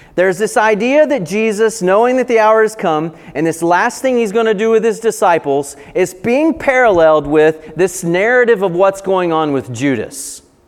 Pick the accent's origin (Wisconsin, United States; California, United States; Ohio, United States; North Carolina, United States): North Carolina, United States; Appalachian Mountains of; born or raised there